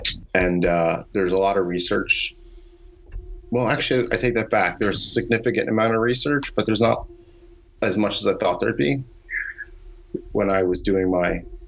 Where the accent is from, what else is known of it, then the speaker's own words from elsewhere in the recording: New Jersey, United States; now in Chicago, United States; I am from New Jersey.